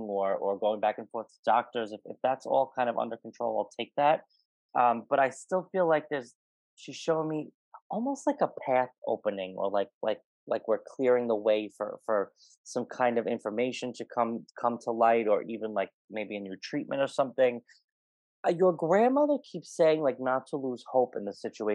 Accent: New York, United States; I'm from New York

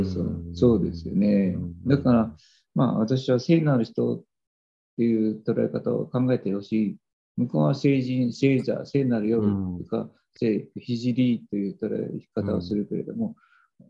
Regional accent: Japan; 我々の日本人の根本、精神的な根本にあると思うんですね

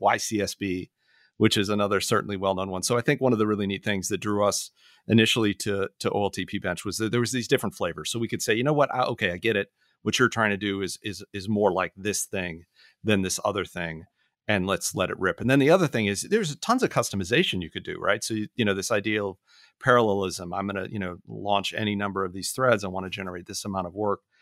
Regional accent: Orlando, Florida, United States; moved away; I was back in my hometown this, this past week. I was born in Orlando

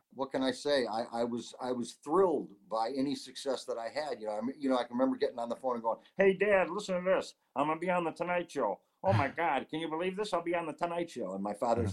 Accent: Syracuse, New York, United States; moved away as an adult; also born or lived in Los Angeles; my hometown of Syracuse, New York.

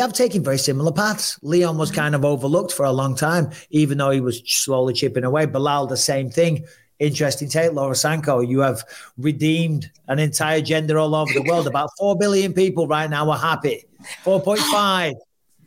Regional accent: England, United Kingdom; I'm an Englishman

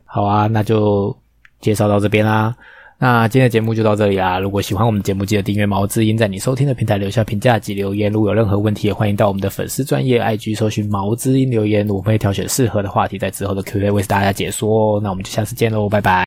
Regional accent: Taipei, Taiwan; 通化夜市，好丢脸哦！我在那边出生

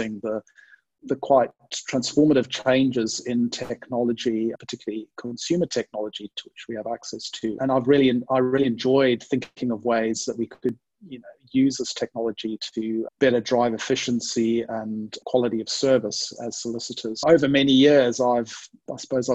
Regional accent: Zimbabwe; also born or lived in United Kingdom; now in Sydney, Australia; I'm originally from Zimbabwe in Southern Africa. So people, if people are wondering about the strange accent, hopefully that will explain it.

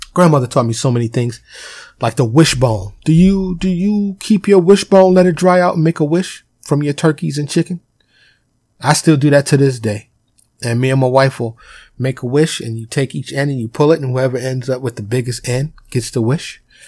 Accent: New York City, New York, United States; I was born and raised in Harlem in the South Bronx, you know, in New York City

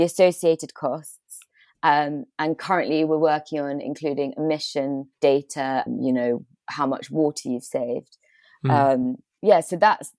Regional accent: Bristol, South West England, United Kingdom; I'm from England, Bristol, which is where I'm based at the moment.

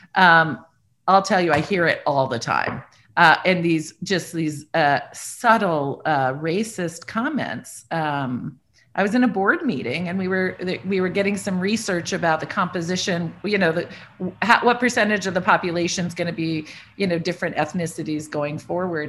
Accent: Iowa, United States; I grew up in Iowa, white person, lovely, good education, uh, very little diversity.

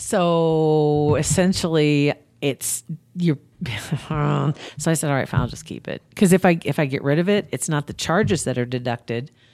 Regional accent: Ashland, Nebraska, United States; my hometown paper, Ashland

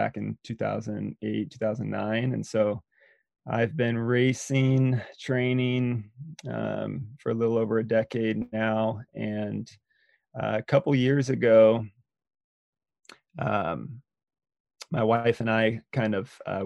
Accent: Eugene, Oregon, United States; also born or lived in Bend, Oregon; I grew up in Eugene, Oregon

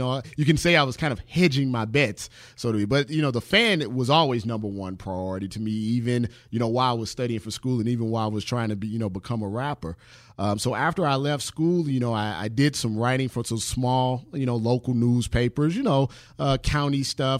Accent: St. Louis, Missouri, United States; Well, I'm originally from St. Louis, Missouri. I actually still reside there now.

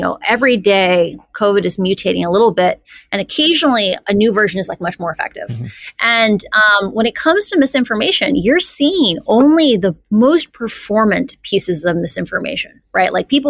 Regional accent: Midwest, United States; Like I grew up in the Midwest. It's like we have a lot of like Scandinavian culture of like you don't think you're special.

